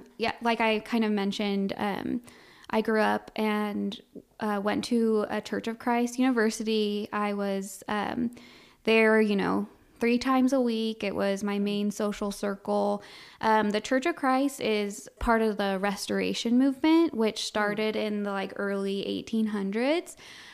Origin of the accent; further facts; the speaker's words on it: Colorado, United States; now in Wichita, United States; I'm originally from Colorado, and I was born and raised there. And then I now live outside of Wichita, Kansas.